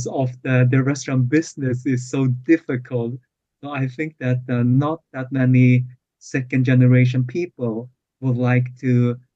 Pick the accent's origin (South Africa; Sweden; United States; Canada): Sweden; also born or lived in Hong Kong; I have lived here for almost all of my life. I came to Sweden when I was two from Hong Kong